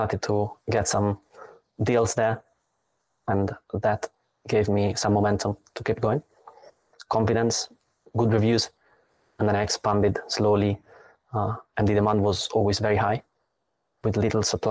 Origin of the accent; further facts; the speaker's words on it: Italy; moved away as an adult; now in Berlin, Germany; I come from Italy.